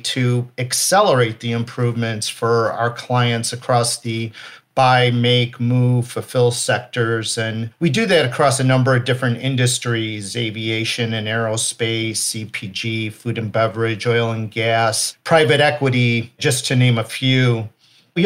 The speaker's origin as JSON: {"language": "English", "town": "Chicago", "region": "Illinois", "country": "United States", "tie": "born or raised there", "said": "born and raised in the Chicago area"}